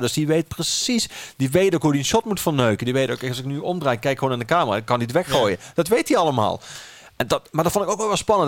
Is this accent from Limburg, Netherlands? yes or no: yes; Geleen, Limburg, Netherlands; also born or lived in Amsterdam; now in Maastricht, Netherlands; Geleen, mijn geboortestad